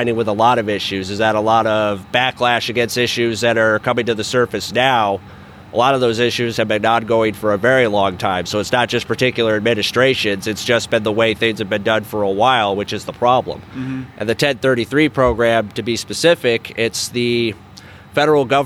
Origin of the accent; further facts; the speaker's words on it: about 90 minutes from Colorado Springs, United States; El Paso County, which is where Colorado Springs is, about 90 minutes away from my hometown